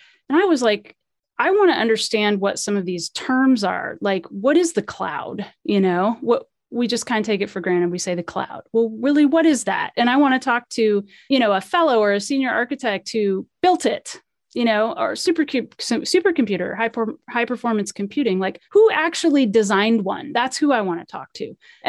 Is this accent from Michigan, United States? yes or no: no; California, United States; born there; I was born in, you know, I was born in California.